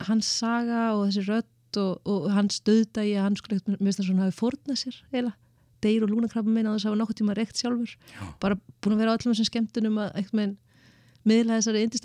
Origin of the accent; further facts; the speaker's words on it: Reykjavík, Capital Region, Iceland; Ég ólst upp í Vesturbænum